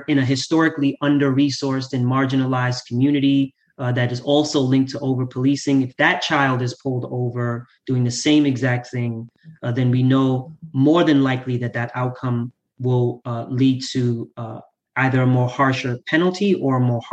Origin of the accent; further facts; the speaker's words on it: New York City, New York, United States; So I grew up in Southside Jamaica, Queens.